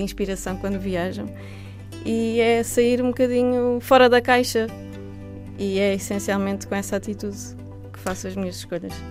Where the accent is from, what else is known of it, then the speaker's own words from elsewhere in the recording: Palmela, Setúbal, Portugal; moved away; as minhas origens estão também nesta, nesta região. Eu sou de Palmela e, apesar de não viver lá atualmente